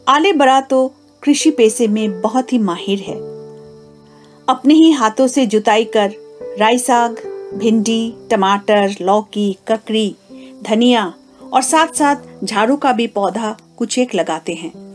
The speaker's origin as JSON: {"language": "Hindi", "town": "Kalimpong", "region": "West Bengal", "country": "India", "said": "पश्चिम बंगाल राज्य के कालिम्पोंग क्षेत्र की निवासी हूँ"}